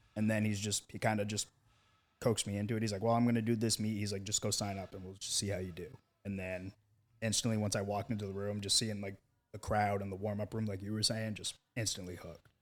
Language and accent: English; Maine, United States; my home state at U Maine.